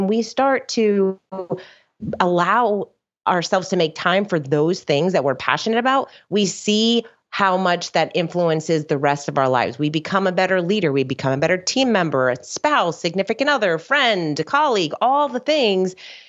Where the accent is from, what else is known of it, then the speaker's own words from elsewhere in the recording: South Florida, United States; also born or lived in New Jersey; now in West Palm Beach, United States; like so many people that live in Florida, my parents moved down here when I was young. So I grew up in South Florida, and I live in West Palm Beach.